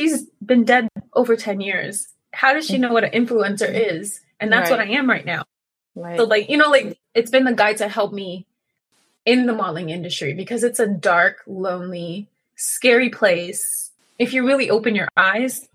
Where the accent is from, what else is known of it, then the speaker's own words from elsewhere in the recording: United States; also born or lived in Trinidad and Tobago; I grew up in the States.